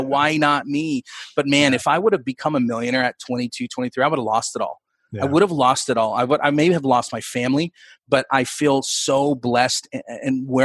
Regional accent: West Sacramento, California, United States; I grew up in West Sacramento, but it was like the Broderick area

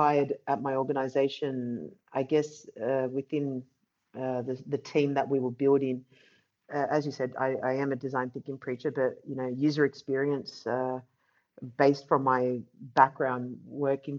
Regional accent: Australia; now in Amsterdam, Netherlands; I'm from Australia. I live in Amsterdam now.

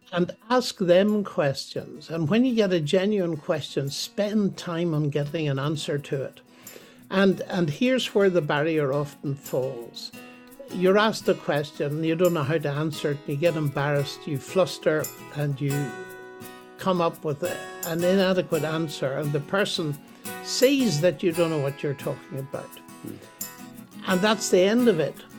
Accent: Northern Ireland, United Kingdom; I was born in Northern Ireland, but my ancestry is the same as yours. It's Scottish, uh, Lowland Scots.

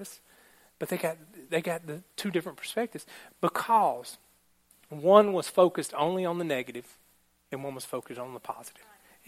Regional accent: Alabama, United States; I am from Alabama

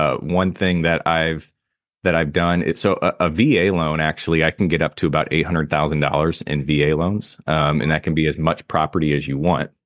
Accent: Soldotna, Alaska, United States; now in St. Louis, United States; I'm from Kenai in Soldotna, which is on the Kenai S, Kenai Peninsula, just south of Anchorage.

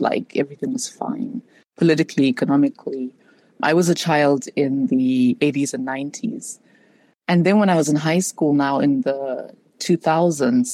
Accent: Zimbabwe; moved away as an adult; also born or lived in South Africa / United States; now in Chicago, United States; I was born and raised in Zimbabwe

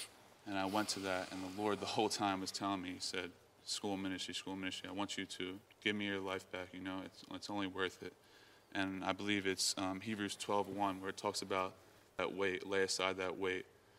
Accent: New Jersey, United States; Yes, that was the furthest I'd ever been from New Jersey.

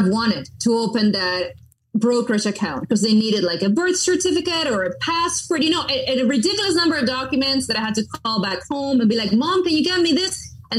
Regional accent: Miramar, Florida, United States; And their headquarters, global headquarters, were in my hometown, my tiny hometown of Miramar, Florida.

